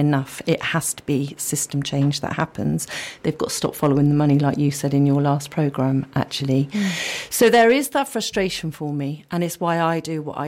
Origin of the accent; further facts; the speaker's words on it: Yate, South West England, United Kingdom; also born or lived in Bristol; I grew up in Yate, really close to the River Frome